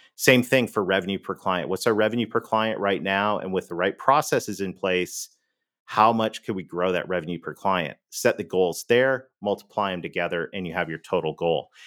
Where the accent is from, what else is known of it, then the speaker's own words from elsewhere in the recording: Canada; accent: Canadian; moved away; I'm Canadian. You may have heard that in the accent